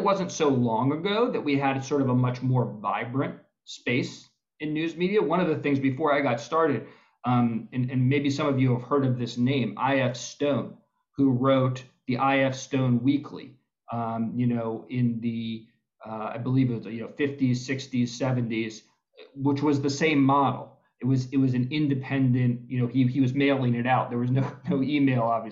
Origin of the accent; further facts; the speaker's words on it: Maryland, United States; my home state of Maryland